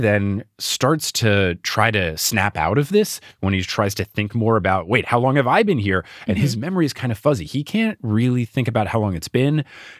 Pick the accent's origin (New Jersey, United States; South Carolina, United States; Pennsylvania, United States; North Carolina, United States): New Jersey, United States; also born or lived in Texas; And my friends and I, born and raised in New Jersey, thought, what MTV reality show are they filming in Seaside Heights, New Jersey? And then I moved to Texas and the show came out and everyone knew me as the guy from New Jersey.